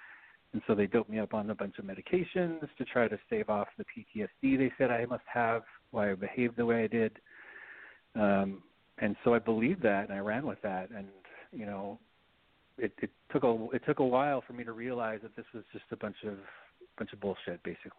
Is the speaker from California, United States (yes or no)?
no; Salt Lake City, Utah, United States; moved away as an adult; now in New York City, United States; I grew up here in Salt Lake City and was basically like any typical Mormon family kid. We were pretty strict as far as the religion goes, and you know, all of our neighbors were of the same congregation and in the same faith.